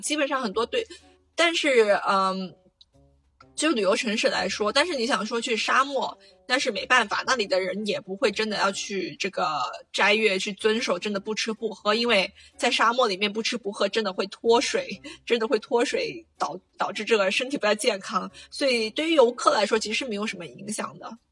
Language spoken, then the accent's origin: Chinese; Guangdong, China; moved away as an adult; now in Casablanca, Morocco; 我们广东人